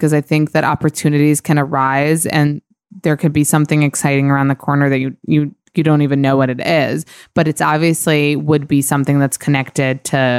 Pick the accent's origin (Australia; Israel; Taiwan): Israel; English is a second language; now in New York, United States; So I think when I moved from Israel to New York and I was having kind of a rough patch